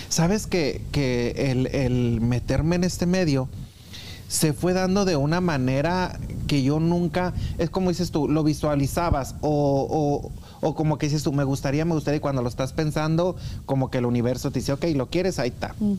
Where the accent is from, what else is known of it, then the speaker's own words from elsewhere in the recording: Anáhuac, Chihuahua, Mexico; moved away as an adult; also born or lived in Denver, Colorado; now in Kansas City, United States; yo nací en Anáhuac, Chihuahua